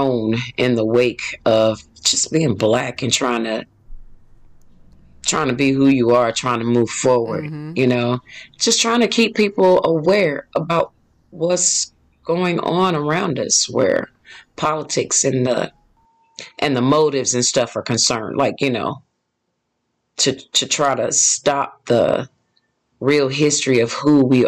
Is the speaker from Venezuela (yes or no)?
no; Indianapolis, Indiana, United States; moved away as an adult; also born or lived in Mississippi; now in Atlanta, United States; family moved to Indianapolis